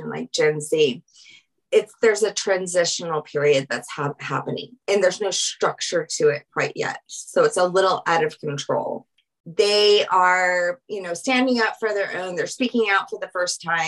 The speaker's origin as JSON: {"language": "English", "region": "Louisiana", "country": "United States", "moved": "yes", "lives_now": "Aurora, Colorado, United States", "said": "I am from Louisiana"}